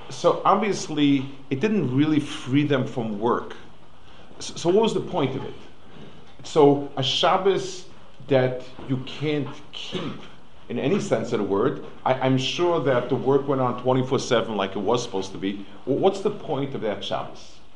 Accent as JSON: {"language": "English", "town": "New York City", "region": "New York", "country": "United States", "tie": "born or raised there", "moved": "yes", "said": "I grew up on the Lower East Side"}